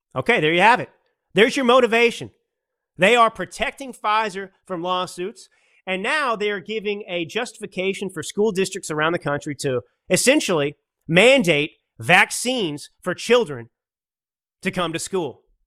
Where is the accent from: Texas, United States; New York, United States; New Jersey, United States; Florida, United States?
Texas, United States; Dallas; I grew up in Dallas